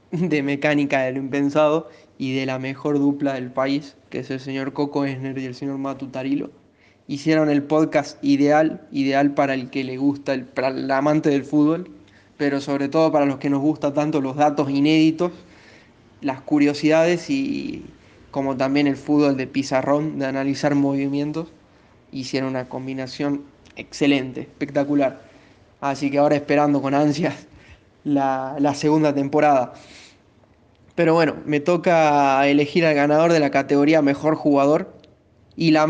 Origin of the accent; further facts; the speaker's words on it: Salta, Argentina; soy de Salta